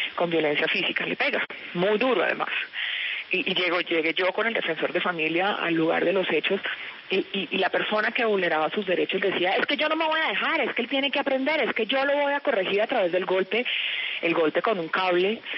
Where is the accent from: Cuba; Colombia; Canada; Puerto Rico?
Colombia; como madre, como mujer y como colombiana